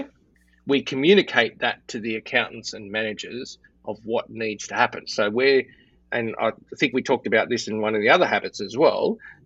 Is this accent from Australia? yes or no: yes; Australia; I'm Australian